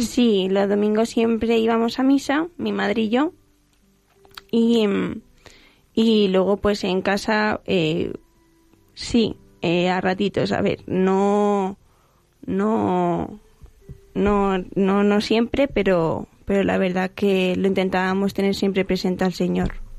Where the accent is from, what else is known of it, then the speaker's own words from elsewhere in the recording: Getafe, Community of Madrid, Spain; Vengo de Getafe. De, de aquí, de Getafe, de Madrid